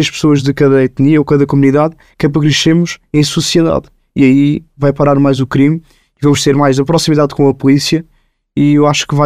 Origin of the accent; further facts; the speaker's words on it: Lisbon, Portugal; Eu cresci num bairro social, em Marvila, onde eu tive muita sorte, onde no meu prédio vivem pessoas brancas, indianas e negras.